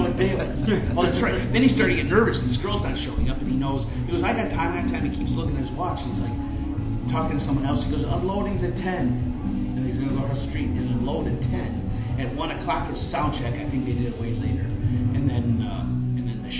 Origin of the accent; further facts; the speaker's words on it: Michigan, United States; I'm from Michigan.